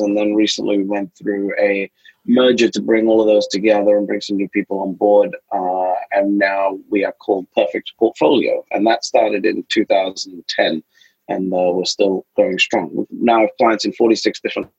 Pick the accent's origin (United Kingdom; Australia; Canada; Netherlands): United Kingdom; London; I'm a kid from London